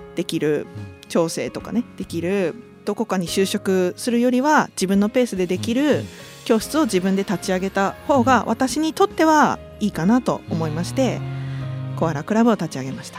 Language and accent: Japanese; Sendai, Miyagi, Japan; 自分が生まれ育った太白区